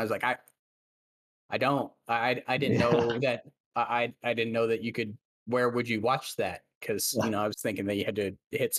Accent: Central Valley, California, United States; in the Central Valley where I grew up in California

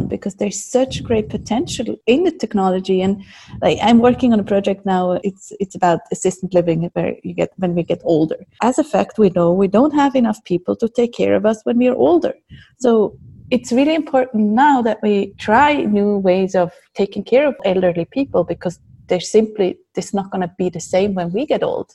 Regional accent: Zurich, Switzerland; I'm from Zurich and been living here most of my life. I wasn't actually born here

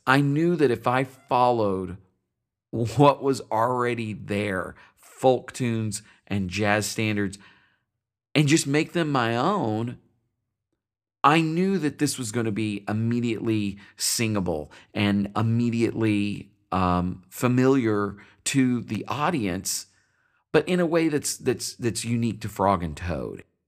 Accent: Paducah, Kentucky, United States; My hometown is Paducah, Kentucky

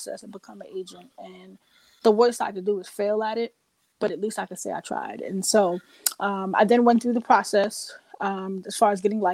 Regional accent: New York City, New York, United States; I grew up in Queens, New York, Jamaica, Queens

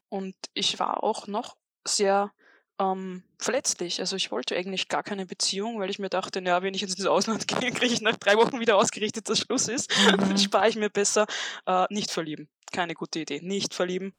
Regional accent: Upper Austria, Austria; als eigentlich Oberösterreicherin

